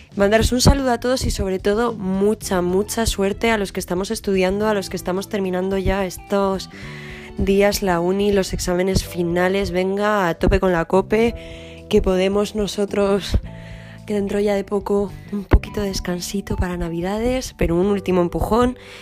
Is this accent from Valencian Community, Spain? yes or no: no; Madrid, Community of Madrid, Spain; now in France; yo soy de Madrid